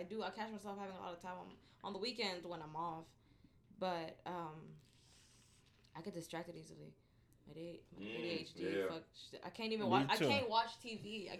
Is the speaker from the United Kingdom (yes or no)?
no; Richmond, Texas, United States; also born or lived in Los Angeles, California; I started fourth grade out here, finished third grade out there